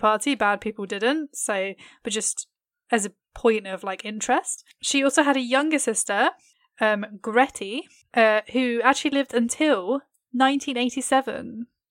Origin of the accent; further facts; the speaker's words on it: England, United Kingdom; I am very English.